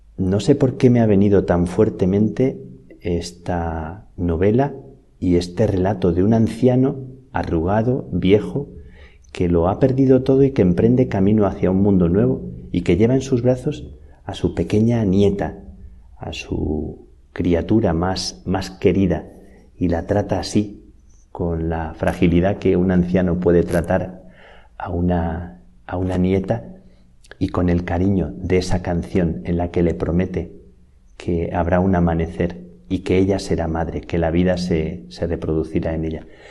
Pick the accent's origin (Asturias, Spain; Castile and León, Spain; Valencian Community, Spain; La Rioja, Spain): Castile and León, Spain; Salamanca; moved away as an adult; now in Madrid, Spain; Me acordaba de cuando salí de Salamanca hace unos doce años que recordaba las cigüeñas de mi tierra